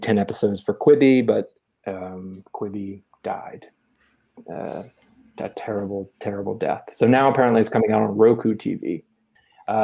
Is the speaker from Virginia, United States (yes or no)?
yes; Virginia, United States; moved away as an adult; also born or lived in North Carolina; now in New York City, United States; I grew up in Virginia and I went to school at the University of North Carolina and studied journalism. And then right after college, I moved to New York City where I've lived ever since